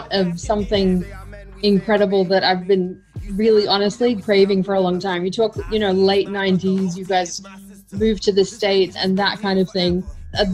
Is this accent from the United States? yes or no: no; Australia; growing up in Australia, around the time of 9/11